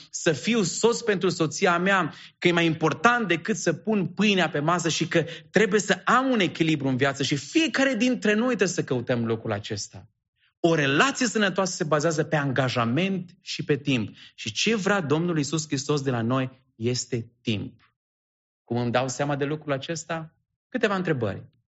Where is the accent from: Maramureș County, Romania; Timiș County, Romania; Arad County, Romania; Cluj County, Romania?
Arad County, Romania; Sebiș; now in Bucharest, Romania; provin din Sebiș, județul Arad